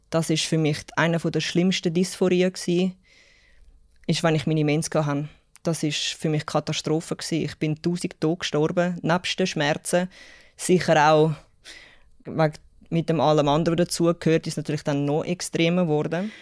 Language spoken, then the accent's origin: German; Zurich, Switzerland; accent: Zürich-Schnur; ich bin 37. Ich bin in Zürich aufgewachsen